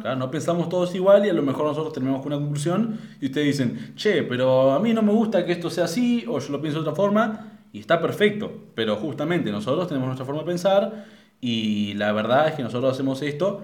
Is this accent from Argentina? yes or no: yes; Argentina; somos de Argentina